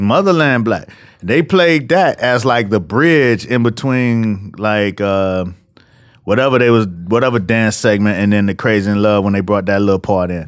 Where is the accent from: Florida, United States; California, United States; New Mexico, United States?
Florida, United States; Miami; moved away; also born or lived in New York; I'm from Miami